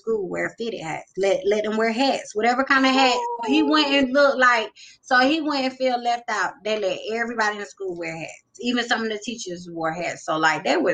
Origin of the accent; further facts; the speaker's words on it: North Carolina, United States; also born or lived in Greenville, North Carolina; I'm from North Carolina. I reside in a little city called Greenville